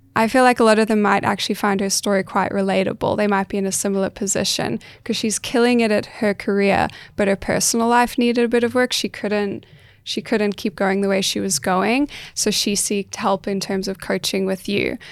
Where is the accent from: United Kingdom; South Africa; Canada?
South Africa; now in Australia; I'm South African.